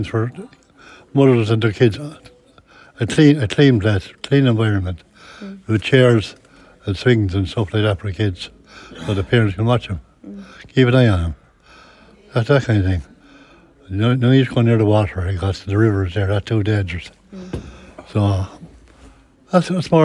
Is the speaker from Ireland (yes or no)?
yes; Kilkenny, Leinster, Ireland; I'm from the Butts, born and reared in the Butts, Butts Green, that's on the road there